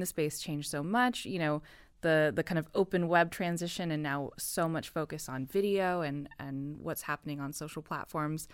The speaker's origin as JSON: {"language": "English", "country": "United States", "moved": "as an adult", "said": "I am an American citizen"}